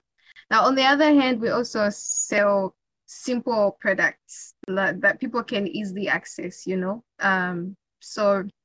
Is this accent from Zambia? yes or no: yes; Zambia; I'm from Zambia.